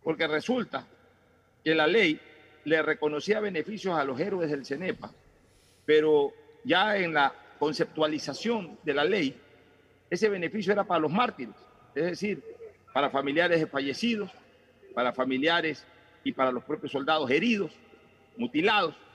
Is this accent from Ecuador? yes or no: yes; Ecuador; Porque yo sí disfruté de la gloria de las Fuerzas Armadas como ecuatoriano en el año 1995.